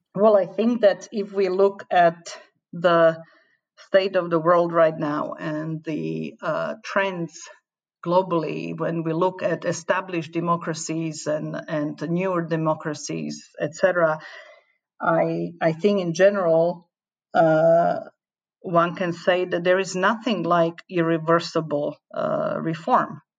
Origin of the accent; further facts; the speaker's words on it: Slovakia; I remember it from my own country that joined the European uh, Union in 2004. I'm from Slovakia